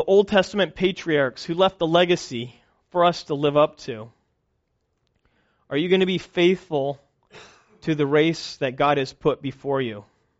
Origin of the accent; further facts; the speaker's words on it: Kenya; We're both missionary kids. I grew up in Kenya.